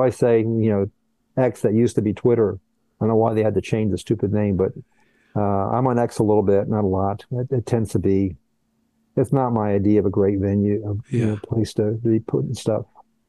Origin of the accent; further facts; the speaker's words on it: Miami, Florida, United States; also born or lived in Colombia / Brazil; I was all over the place. I was born in Colombia, South America. I grew up half in Brazil, half in the U.S. Miami is my hometown. So when I think of my hometown, it's Miami.